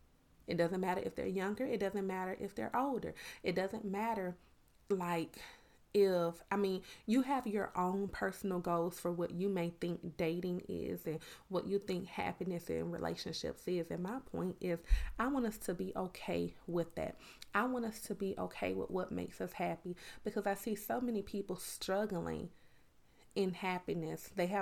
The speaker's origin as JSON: {"language": "English", "town": "Miami", "region": "Florida", "country": "United States", "lives_now": "Georgia, United States", "said": "it's so funny because I'm originally from Miami, Florida. When I would go home to my family in Miami, it's like, you talk country. But when I would come back to Georgia, it's like, you talk a little different."}